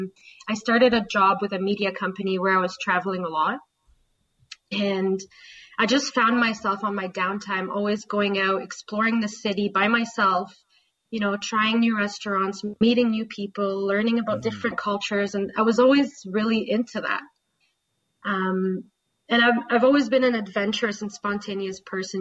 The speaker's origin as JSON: {"language": "English", "country": "Saudi Arabia", "tie": "born or raised there", "moved": "yes", "said": "I grew up in Saudi Arabia. I lived there for about 15 years."}